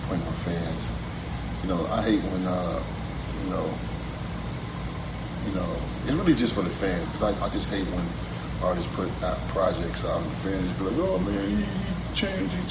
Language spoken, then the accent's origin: English; Detroit, Michigan, United States; also born or lived in Dallas, Texas; back and forth between Detroit and Dallas, but born and raised in Detroit, spent some time in Dallas, back and forth through high school.